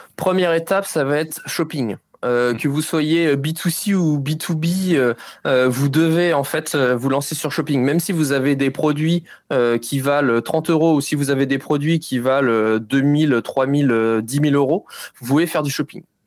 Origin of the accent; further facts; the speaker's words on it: Nantes, Pays de la Loire, France; je viens de Nantes